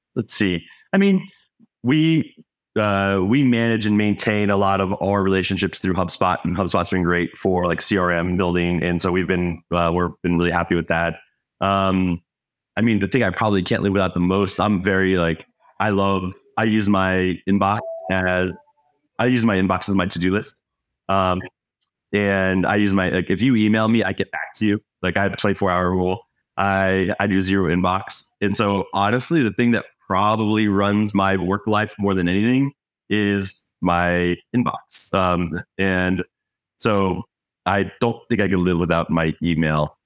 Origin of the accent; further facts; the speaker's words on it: Florida, United States; now in Minnesota, United States; I'm not from here. I grew up in Florida.